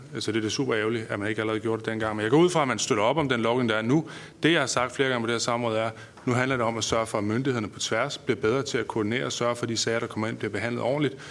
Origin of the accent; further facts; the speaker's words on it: North Jutland, North Denmark Region, Denmark; som nordjyde og borgerlig